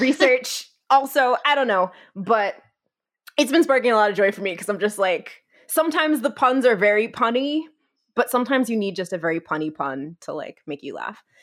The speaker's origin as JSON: {"language": "English", "region": "New Jersey", "country": "United States", "tie": "born or raised there", "also_born_or_lived": "Gainesville", "moved": "as an adult", "lives_now": "Texas, United States", "said": "I'm originally from New Jersey. I grew up, I wanna say, like, fifteen minutes outside of Manhattan."}